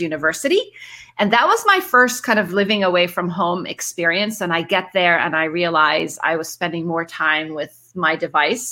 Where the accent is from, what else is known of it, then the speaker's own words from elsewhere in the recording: Cairo, Cairo Governorate, Egypt; also born or lived in Middle East; so I'm originally from Egypt. I grew up uh, in Cairo and the Middle East